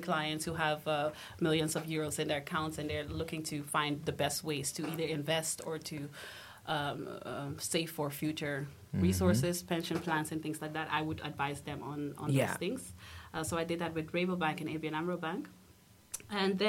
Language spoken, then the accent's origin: English; Almere, Flevoland, Netherlands; also born or lived in Amsterdam; We moved to the city of Almere later on at age 9